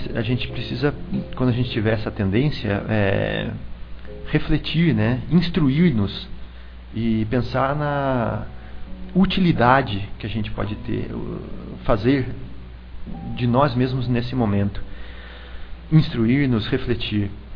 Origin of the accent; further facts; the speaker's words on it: Americana, São Paulo, Brazil; eu era criança lá em Americana e lá a gente tem um sotaque bem típico